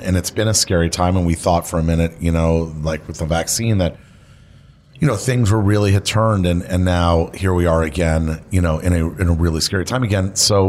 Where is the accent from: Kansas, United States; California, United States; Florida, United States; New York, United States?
Florida, United States; Miami; our next guest is Mike Burns, Michael Burns, who I grew up with in Miami.